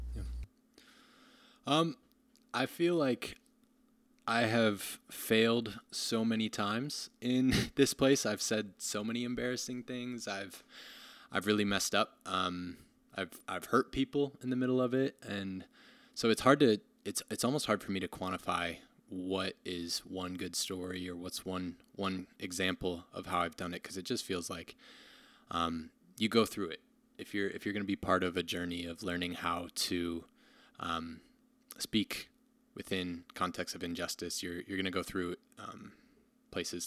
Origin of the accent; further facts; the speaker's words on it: Rockford, Illinois, United States; moved away as an adult; also born or lived in Ohio; now in Madison, United States; I grew up in Rockford, Illinois